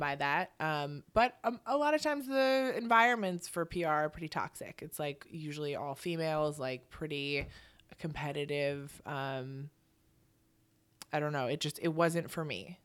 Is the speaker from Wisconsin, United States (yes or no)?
yes; Milwaukee, Wisconsin, United States; now in New York, United States; I grew up in Milwaukee